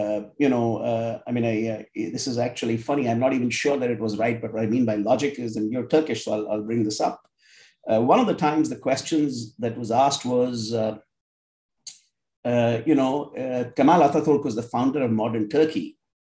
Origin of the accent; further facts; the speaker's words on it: India; I grew up in India